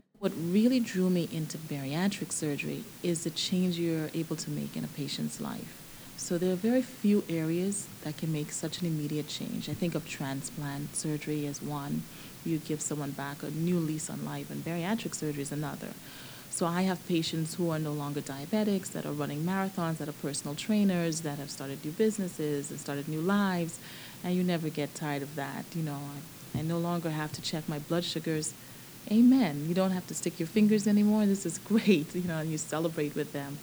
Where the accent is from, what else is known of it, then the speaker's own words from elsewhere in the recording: Nassau, New Providence, Bahamas; moved away as an adult; also born or lived in Baltimore, Maryland / Southern California; now in Georgia, United States; I was born and raised in Nassau, Bahamas, and I came here for college.